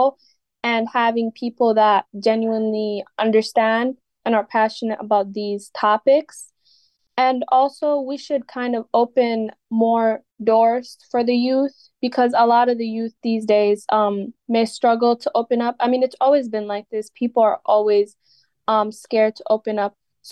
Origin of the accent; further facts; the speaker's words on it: Wisconsin, United States; also born or lived in Ethiopia / Somalia (ancestry); my upbringing, I came here when I was around 6 or 7 years old